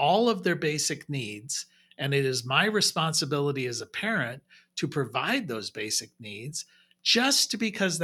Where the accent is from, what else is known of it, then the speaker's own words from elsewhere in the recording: United States; also born or lived in Europe; as Americans